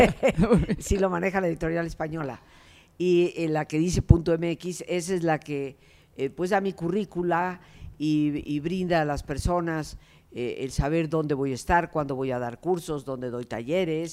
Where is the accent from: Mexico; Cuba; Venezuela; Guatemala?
Mexico; yo soy mexicana y vivía aquí